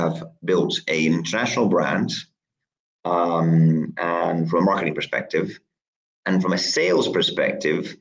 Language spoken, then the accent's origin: English; Italy; moved away as an adult; also born or lived in New York; now in United Kingdom; I grew up in Italy. And when I was 19, I finished high school and I came to the UK